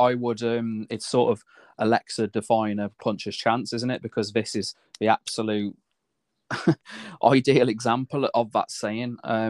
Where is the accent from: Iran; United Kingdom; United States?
United Kingdom; As a British fighter, of course, we want him to win.